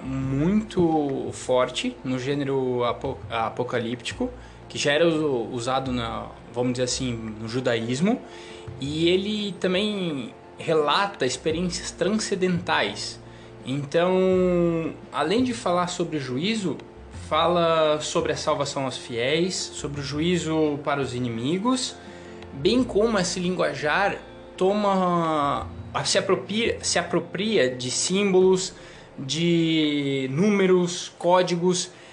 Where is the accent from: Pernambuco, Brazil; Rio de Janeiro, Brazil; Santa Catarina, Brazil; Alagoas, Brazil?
Santa Catarina, Brazil; also born or lived in Paraná; now in São Paulo, Brazil; eu sou natural do Paraná, criado em Santa Catarina e estou vivendo agora lá em São Paulo.